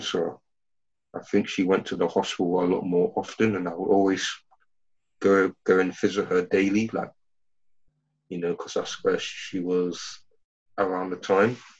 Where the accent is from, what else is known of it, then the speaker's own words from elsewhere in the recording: Ghana; I'm from Ghana